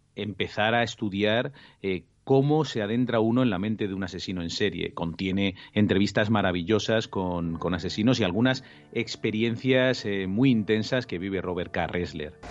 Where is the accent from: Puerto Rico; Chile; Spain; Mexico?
Spain; nosotros en España